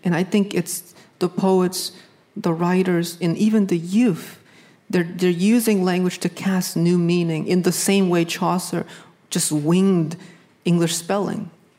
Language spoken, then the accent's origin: English; New England, United States; You know, I grew up in New England